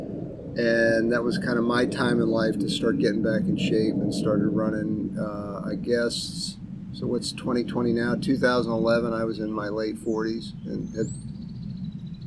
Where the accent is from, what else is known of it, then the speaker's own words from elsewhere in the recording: Weldon Spring, Missouri, United States; I grew up out in Weldon Spring and would run in the country.